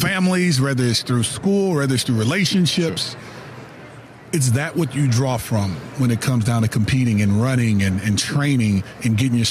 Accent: New Orleans, Louisiana, United States; we're from New Orleans.

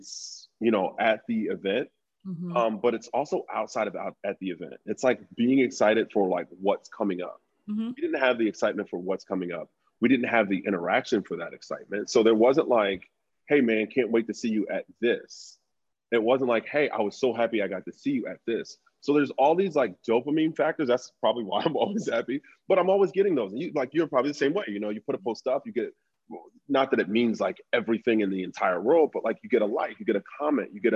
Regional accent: Philadelphia, Pennsylvania, United States; I grew up in North Philly

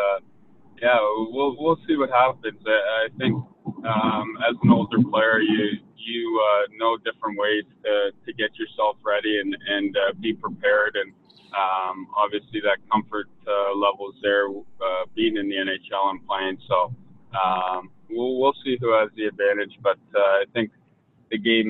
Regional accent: Toronto, Ontario, Canada; moved away; as an Ontario kid and growing up in Toronto

